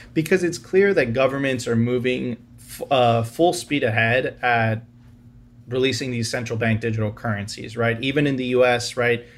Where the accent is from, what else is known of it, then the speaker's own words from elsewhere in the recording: Venezuela; now in Miami, United States; I'm originally from Venezuela